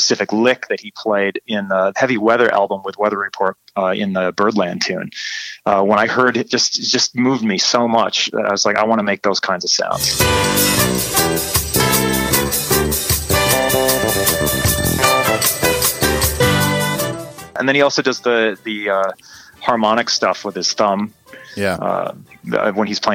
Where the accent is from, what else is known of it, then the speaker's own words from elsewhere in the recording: McFarland, Wisconsin, United States; now in San Francisco, United States; I'm from Madison, Wisconsin.